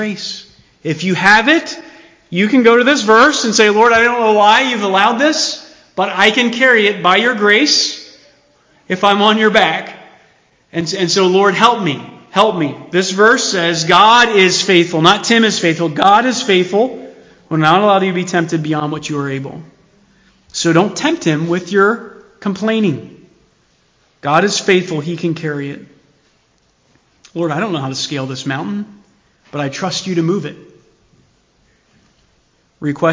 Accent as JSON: {"language": "English", "country": "United States", "said": "as American Christians"}